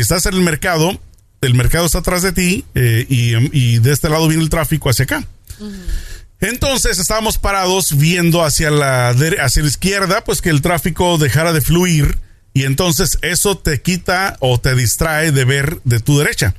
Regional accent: Tijuana, Baja California, Mexico; moved away; nosotros somos tijuaneros, vamos muy seguido para allá

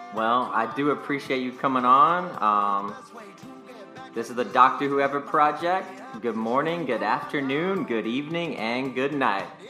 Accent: North Carolina, United States; also born or lived in California; now in Nevada, United States; where am I from? North Carolina

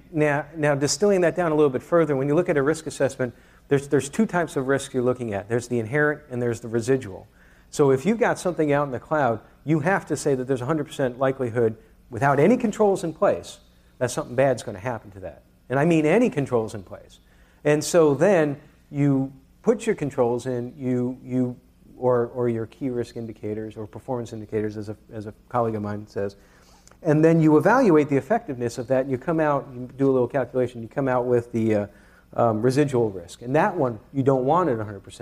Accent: New York, United States; I'm from New York

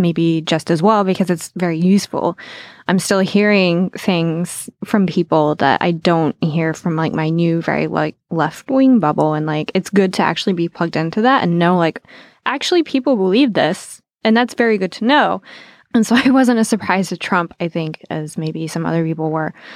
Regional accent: Southwest Virginia, United States; I grew up in Southwest Virginia.

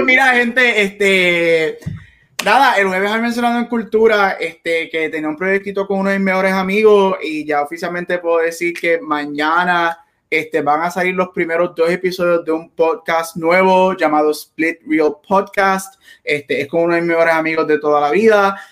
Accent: Puerto Rico; como buen boricua

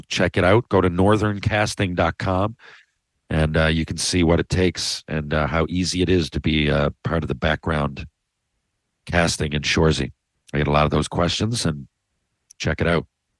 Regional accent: Canada; Probably my best moment as a Canadian in a fucking exhibition

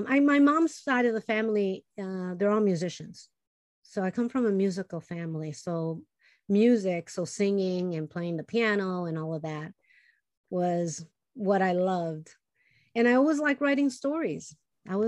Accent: Chicago, Illinois, United States; first language Spanish; English is a second language; born and raised in Chicago, my parents came from Puerto Rico, and, you know, they only spoke Spanish

